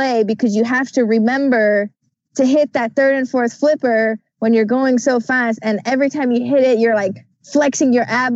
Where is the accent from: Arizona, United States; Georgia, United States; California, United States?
Georgia, United States; Atlanta; my hometown backyard of Atlanta, Georgia